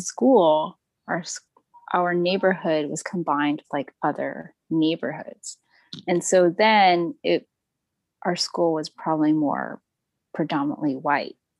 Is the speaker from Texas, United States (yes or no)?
yes; Texas, United States; I grew up in Texas in a pretty diverse neighborhood